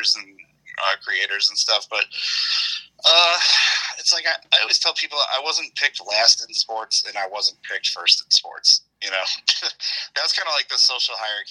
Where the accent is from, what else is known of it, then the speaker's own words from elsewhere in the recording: Oak Lawn, Illinois, United States; also born or lived in Hinsdale, Illinois; I was born in Hinsdale, Illinois, on December 27th, 1981. And I grew up mainly in Oaklawn, Illinois, on the south side of Chicago